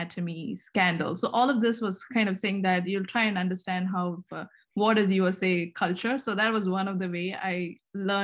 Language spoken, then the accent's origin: English; Karnataka, India; moved away as an adult; now in United States; I'm an Indian, and I was born and brought up there